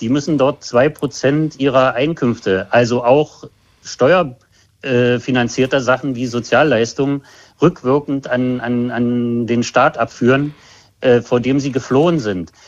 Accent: GDR, near the inner-German border, East Germany, Germany; Ich bin in der DDR aufgewachsen, äh, dicht an der äh, Grenze zum äh, anderen Teil Deutschlands

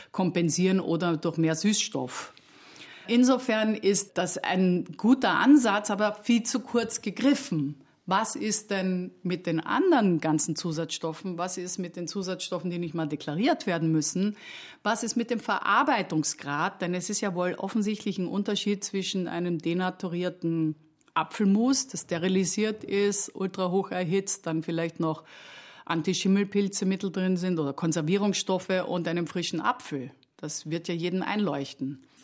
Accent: Austria; Ja, erstens als Österreicherin liebt man Paprika

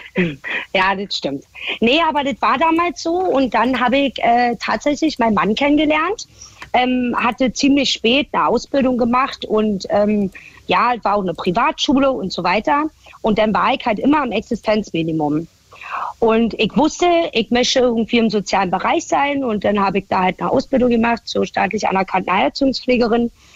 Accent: Berlin, Germany; accent: Berlin dialect (Berlinern); moved away as an adult; now in Baden-Württemberg, Germany; Berlin war halt meine Heimat

